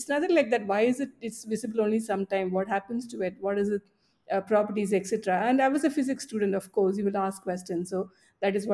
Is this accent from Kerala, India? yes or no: yes; Palakkad, Kerala, India; I was growing up in Palakkad